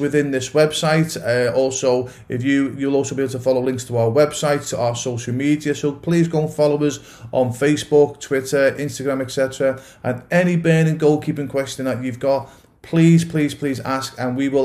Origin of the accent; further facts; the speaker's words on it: England, United Kingdom; I'm originally from England